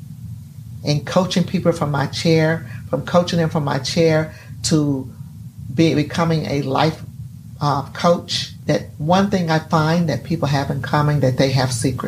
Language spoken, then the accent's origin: English; Gulfport, Mississippi, United States; I was born on February 4th, 1961 in Gulfport, Mississippi